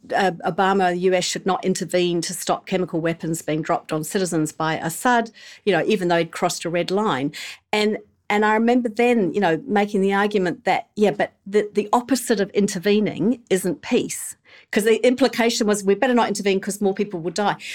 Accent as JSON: {"language": "English", "region": "England", "country": "United Kingdom", "tie": "born or raised there", "moved": "yes", "lives_now": "New Zealand", "said": "I grew up in England"}